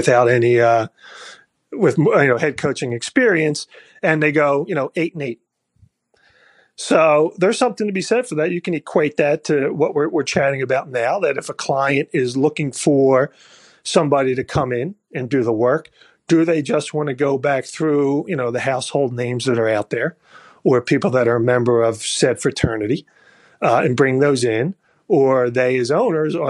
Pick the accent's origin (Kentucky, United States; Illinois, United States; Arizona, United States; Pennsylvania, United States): Pennsylvania, United States; Philadelphia; moved away; I'm from Philadelphia originally